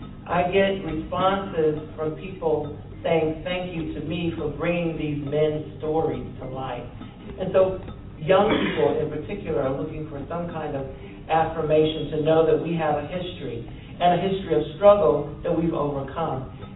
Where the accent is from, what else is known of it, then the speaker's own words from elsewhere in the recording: the South, United States; they were revealing a history that I didn't know I had, even though I grew up in the South.